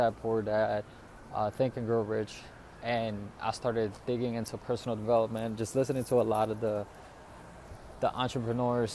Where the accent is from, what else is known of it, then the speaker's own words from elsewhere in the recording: New York City, New York, United States; I moved back to New York City, back to my hometown